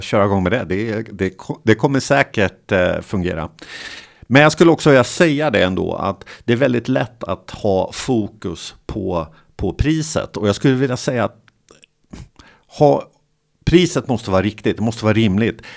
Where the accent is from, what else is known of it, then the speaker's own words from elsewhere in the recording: Motala, Östergötland, Sweden; jag är från Motala